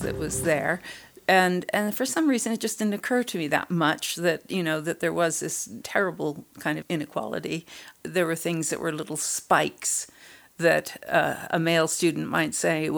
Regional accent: California, United States; I grew up in California, and both my parents were artists

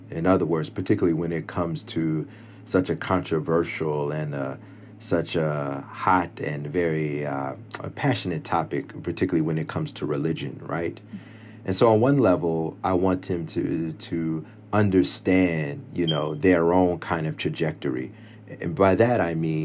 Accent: Stone Mountain, Georgia, United States; also born or lived in Lithonia, Georgia; my home church in Stone Mountain

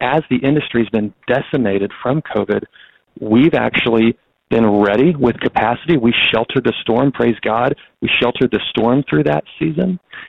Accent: Bentonville, Arkansas, United States; This is my hometown. I went to Bentonville High School. I've been here my whole life, except for leaving for a few years for college. And I want to live in Northwest Arkansas.

